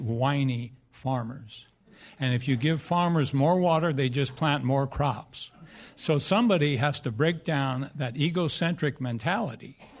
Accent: Fresno, California, United States; moved away; I was born and raised in Fresno

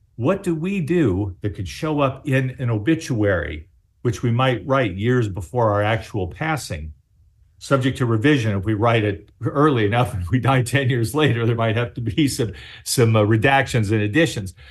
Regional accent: Baltimore, Maryland, United States; I was born in Baltimore

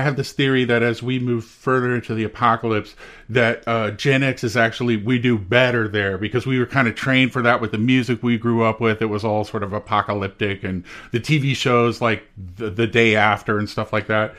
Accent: Texas, United States; moved away; I grew up in Texas

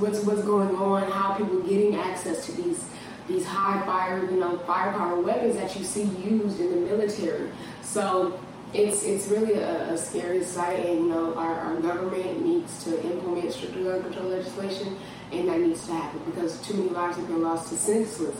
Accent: Long Beach, California, United States; moved away; also born or lived in Lakewood, California; Yeah, so that's where I'm from. That's where I reside. I live in Lakewood, California, but Long Beach, Lakewood, those are my home, or that's my home.

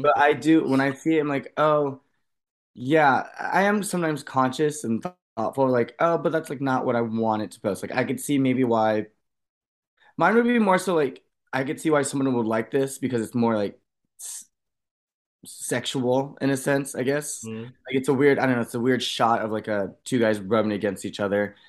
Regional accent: United States; I grew up in Washington

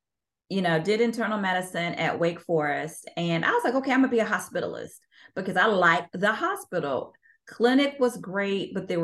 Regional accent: Tuscaloosa, Alabama, United States; I'm from Tuscaloosa, Alabama, and which is the home of the University of Alabama

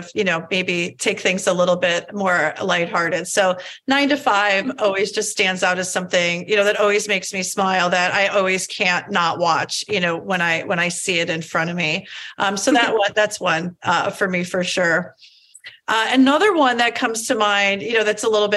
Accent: outside Chicago, small town in Illinois, United States; I grew up in a relatively small town in Illinois, right outside of Chicago

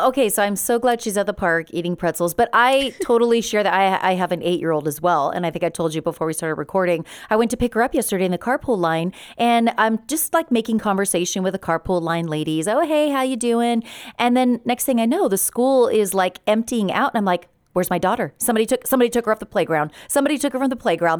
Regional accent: Redlands, California, United States; also born or lived in San Bernardino / Los Angeles area; I was born in San Bernardino, but raised in Redlands

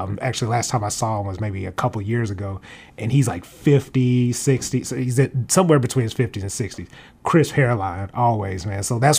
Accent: Memphis, Tennessee, United States; moved away; also born or lived in Atlanta; I am known as around these parts. Of course, I'm from Memphis, Tennessee.

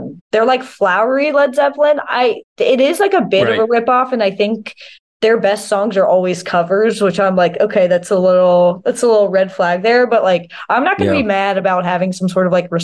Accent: Winston-Salem, North Carolina, United States; moved away; also born or lived in Iowa; I grew up right outside of Winston-Salem

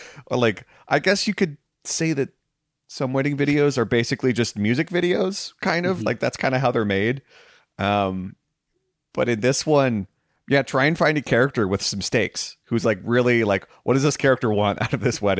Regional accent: New Jersey, United States; I'm Italian on my mother's side, and I grew up in New Jersey, and I can give you tons.

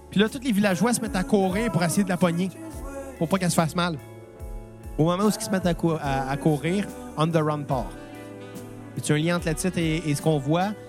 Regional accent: Montreal, Quebec, Canada; ben, et du Québec. On vient de Montréal.

